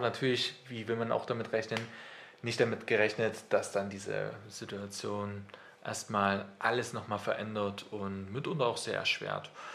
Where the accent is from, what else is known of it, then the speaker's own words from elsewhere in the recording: near Wurzen, Leipzig area, Saxony, Germany; now in Leipzig, Germany; Also ich komme halt aus dem Umkreis von Leipzig, äh, tatsächlich aus Losser bei Wurzen. Und da habe ich bei meinen Eltern, die haben halt einen Bauernhof